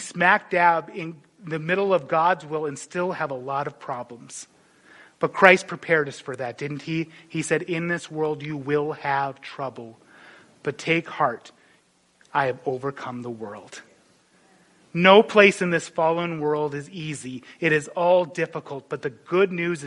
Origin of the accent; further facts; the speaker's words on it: North Dakota, United States; moved away; I remember growing up in North Dakota